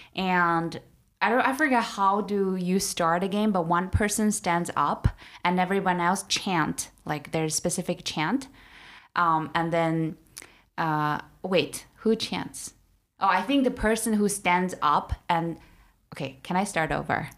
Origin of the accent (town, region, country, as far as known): Urumqi, Xinjiang, China; born or raised there; now in Beijing, China